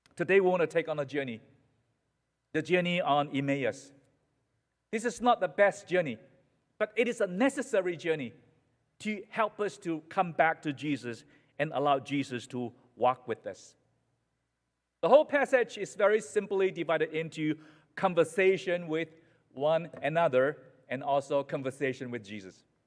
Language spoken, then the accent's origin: English; Malaysia; now in United States; in Malaysia, in my hometown